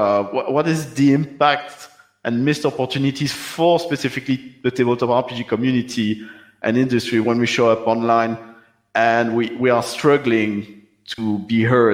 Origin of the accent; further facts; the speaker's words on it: Wallonia, Belgium; first language French; English is a second language; I was born in Belgium